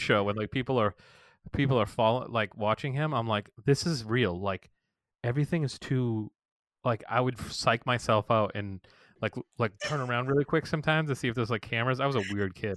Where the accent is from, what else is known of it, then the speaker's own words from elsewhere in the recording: Massachusetts, United States; moved away; I'm from Massachusetts